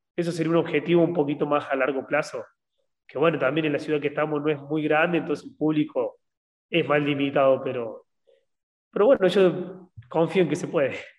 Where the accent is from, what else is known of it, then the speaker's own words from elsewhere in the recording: Argentina; en un país como Argentina, que somos muy tercer mundo